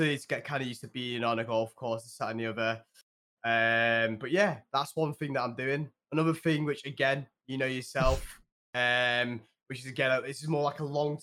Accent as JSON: {"language": "English", "area": "Cheshire", "region": "North West England", "country": "United Kingdom", "said": "I'm 24 years of age, and I'm from Cheshire, England."}